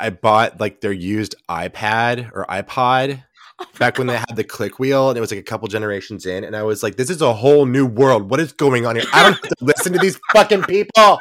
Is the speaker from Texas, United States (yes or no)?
yes; Texas, United States; now in New York, United States; I grew up in Texas